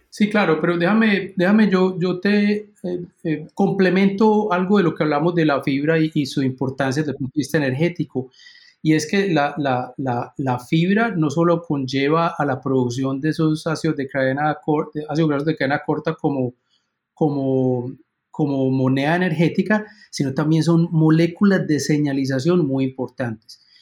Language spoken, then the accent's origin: Spanish; Colombia; moved away as an adult; also born or lived in Illinois, United States; now in Minnesota, United States; yo soy originalmente colombiano